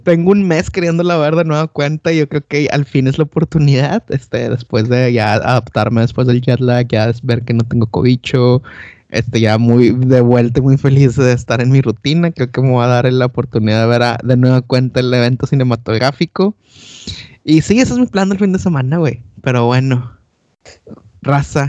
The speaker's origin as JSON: {"language": "Spanish", "town": "Monterrey", "region": "Nuevo León", "country": "Mexico", "moved": "as an adult", "lives_now": "London, United Kingdom", "said": "yo soy de Monterrey"}